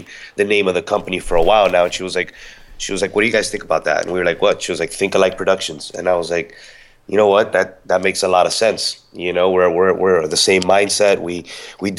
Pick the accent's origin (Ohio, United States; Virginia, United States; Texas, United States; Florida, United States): Florida, United States; Miami; now in Tampa, United States; I'm originally from Miami, but now I reside in Tampa.